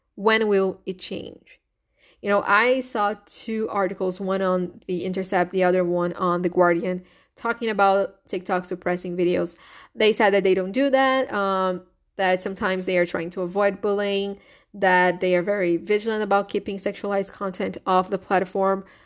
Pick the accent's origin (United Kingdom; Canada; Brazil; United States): Brazil; first language Portuguese; English is a second language; I'm Brazilian. So my first language is Portuguese, is not English